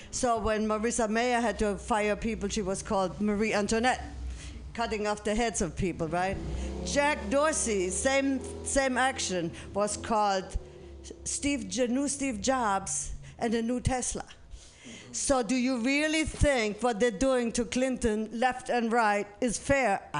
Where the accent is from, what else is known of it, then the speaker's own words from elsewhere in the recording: Germany; English is a second language; I'm from Germany, as you might might hear, and I went back to Germany in May